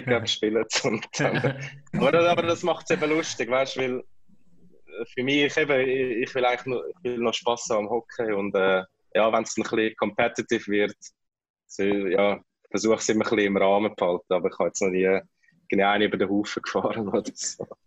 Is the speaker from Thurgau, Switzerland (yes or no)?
no; Kloten, Zurich, Switzerland; moved away as an adult; also born or lived in Winterthur / Philippines; now in Manila, Philippines; als Klotner und als Kloten-Fan